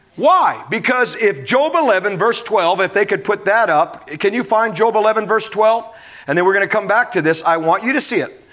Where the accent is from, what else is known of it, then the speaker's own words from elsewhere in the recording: Omaha, Nebraska, United States; growing up in Omaha